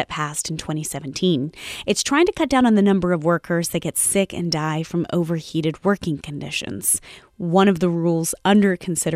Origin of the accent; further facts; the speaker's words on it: San Antonio, Texas, United States; now in Bay Area, United States; I grew up in San Antonio, Texas